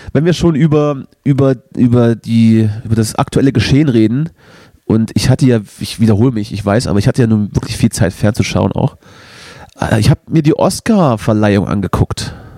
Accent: the East, East Germany, Germany; bei uns im Osten

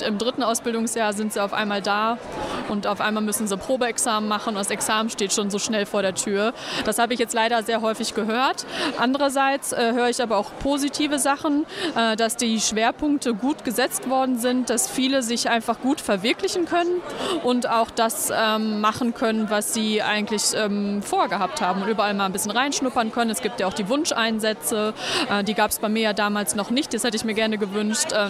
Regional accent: Münster, North Rhine-Westphalia, Germany; ich bin …, ich komme aus Münster.

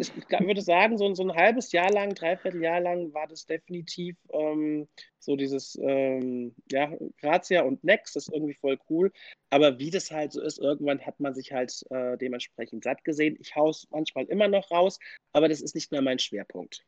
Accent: Mainz, Rhineland-Palatinate, Germany; ich komme aus Mainz

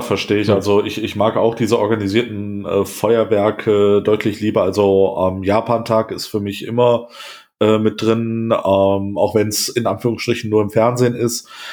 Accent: Wuppertal, North Rhine-Westphalia, Germany; in einer Großstadt wie äh, Wuppertal, wo ich groß geworden bin

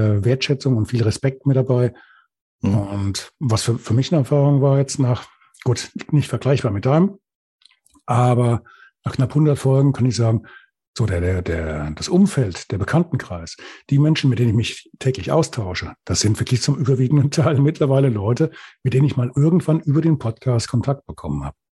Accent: Hesse, Germany; accent: Hessian; also born or lived in Lüdenscheid; wenn du als Hesse geboren wirst und gerade hier noch bei uns in der Kante, dann nuschelst du automatisch

